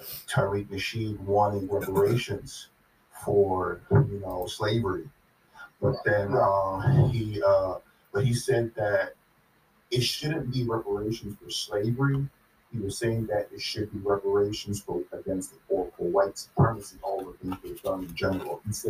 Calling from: Florida, United States; I'm calling from Florida.

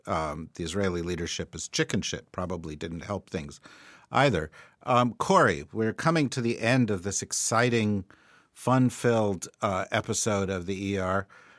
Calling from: Australia; as we're phoning in from Australia and elsewhere

